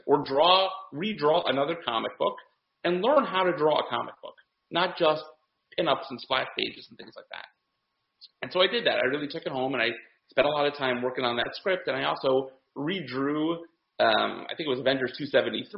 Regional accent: Detroit, Michigan, United States; moved away; I'm originally from Detroit, from Michigan. I grew up there

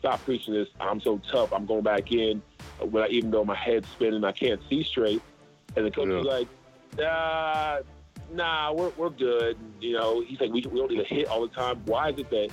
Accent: Charleston, United States; now in Atlanta, United States; I grew up in Charleston.

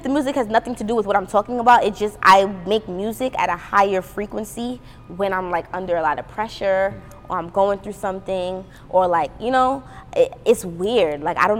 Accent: Brooklyn, New York, United States; also born or lived in Trinidad, Trinidad and Tobago; because it's like I'm genuinely from Brooklyn and I'm genuinely from Trinidad, so I can do that.

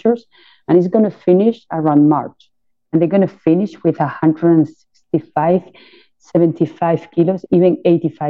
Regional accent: Jabugo, Andalusia, Spain; we are from Jabugo and we're very, you know, proud to be from this small town

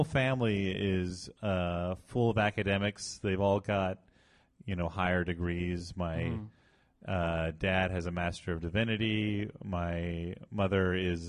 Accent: Illinois, United States; moved away as an adult; also born or lived in Savannah; now in New York, United States; I'm from Illinois. I'm from a tiny town in the middle of Illinois

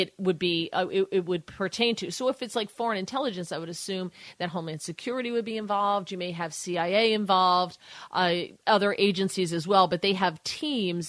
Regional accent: New Jersey, United States; my home state in New Jersey

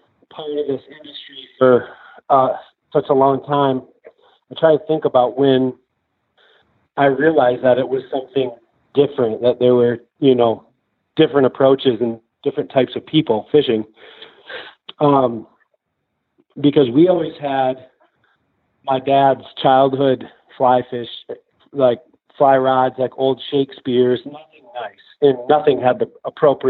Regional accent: southwest Michigan, United States; moved away as an adult; also born or lived in Grand Rapids, Michigan / Montana; We grew up on Millhouse Bayou in southwest Michigan

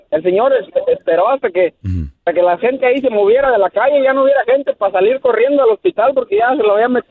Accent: Pisaflores, Hidalgo, Mexico; Soy acá de la sierra de, de, Hidalgo, de Pisaflores.

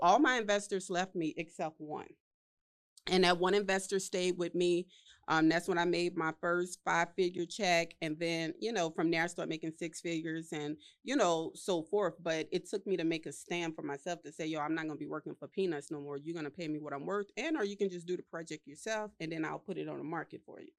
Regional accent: New Orleans, Louisiana, United States; I was from New Orleans, you know, right after Hurricane Katrina

